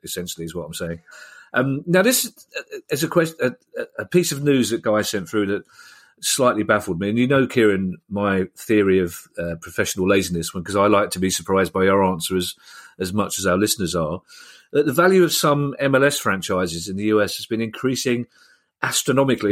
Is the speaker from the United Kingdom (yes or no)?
yes; London, United Kingdom; how proud I am of, of, of London and being a Londoner, especially being a South Londoner